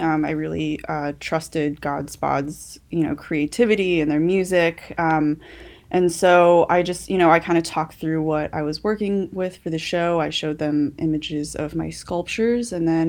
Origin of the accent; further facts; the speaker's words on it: Albuquerque, New Mexico, United States; Yeah, I'm from Albuquerque, and then I've kind of lived all over the United States before then.